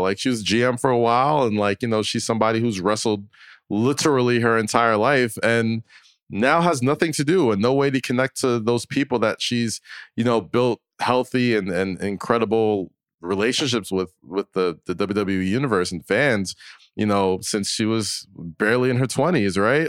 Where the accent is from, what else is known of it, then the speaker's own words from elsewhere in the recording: United States; I'm an American